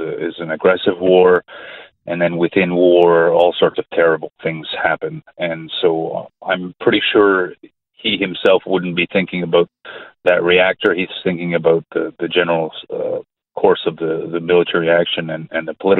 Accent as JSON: {"language": "English", "country": "Canada", "said": "My parents are from that region, but I speak as a Canadian"}